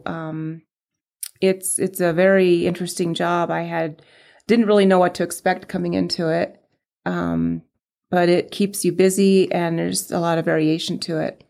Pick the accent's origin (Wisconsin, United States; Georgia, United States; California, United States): California, United States; San Diego; moved away as an adult; now in Prescott, United States; I grew up in San Diego and, um, we moved to Prescott, um, eleven years ago